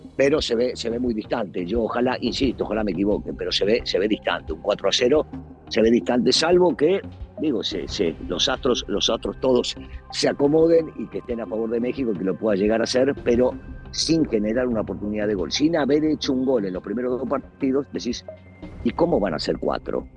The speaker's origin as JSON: {"language": "Spanish", "country": "Argentina", "said": "yo soy argentino"}